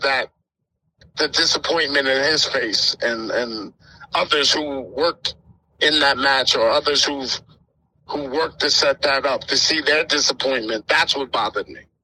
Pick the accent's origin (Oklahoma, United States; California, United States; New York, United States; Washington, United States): New York, United States; Yonkers; being a New Yorker, I'm from Yonkers